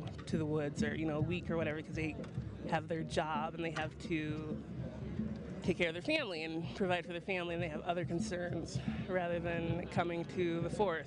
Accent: North Dakota, United States; I'm from North Dakota

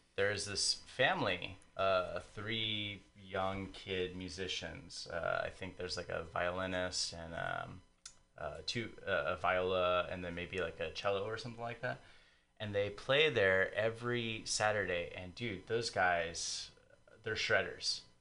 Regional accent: San Diego, California, United States; moved away; I'm not from here. I'm a transplant, but I'm from San Diego

